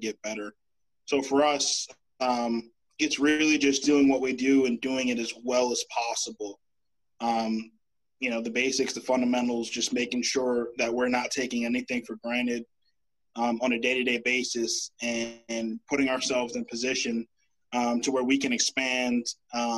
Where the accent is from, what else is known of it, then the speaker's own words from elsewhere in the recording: Boston, Massachusetts, United States; growing up in Roxbury